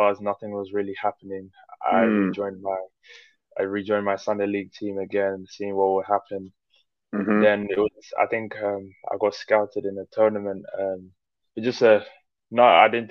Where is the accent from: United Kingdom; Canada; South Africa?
United Kingdom; London; moved away as an adult; also born or lived in Netherlands / Nigeria; now in Scotland, United Kingdom; I'm from London, but now I'm obviously living in Scotland. Originally from Nigeria, but I was born in Holland as well